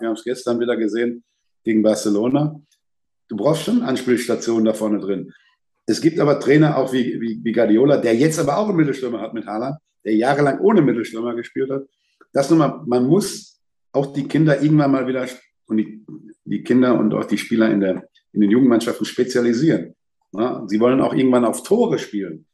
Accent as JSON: {"language": "German", "town": "Lippstadt", "region": "North Rhine-Westphalia", "country": "Germany", "tie": "born or raised there", "moved": "as an adult", "lives_now": "Dortmund, Germany", "said": "Ich bin auf der Straße groß geworden, da war eine englische Kaserne mit Schotten, da waren Italiener als erste Gastarbeiter"}